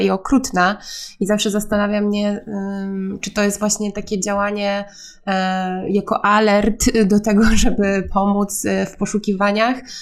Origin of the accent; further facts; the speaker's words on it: Gdańsk, Pomeranian Voivodeship, Poland; ja pochodzę z Gdańska i mieszkam w Gdańsku przez całe życie